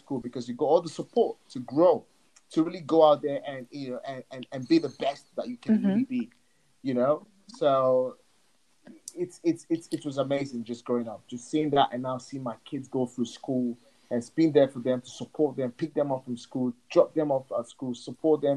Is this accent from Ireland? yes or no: no; Nigeria; English is a second language; moved away as an adult; now in United Kingdom; I was born and raised back in Africa.